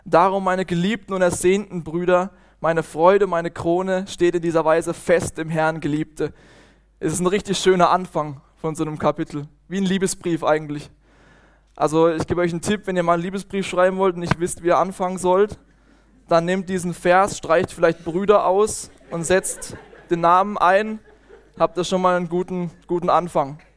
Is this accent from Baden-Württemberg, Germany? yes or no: yes; Bötzingen, Baden-Württemberg, Germany; Ich komme aus Bötzing, aus einer schönen Weingegend, im Kaiserstuhl.